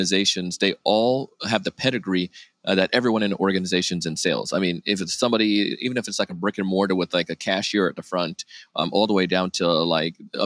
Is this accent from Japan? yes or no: no; Jamaica; moved away; I grew up in Jamaica as a kid